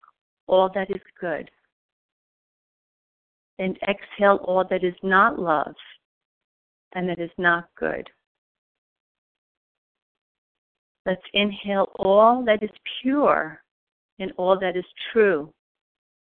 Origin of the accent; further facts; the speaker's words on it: New York, United States; I am from New York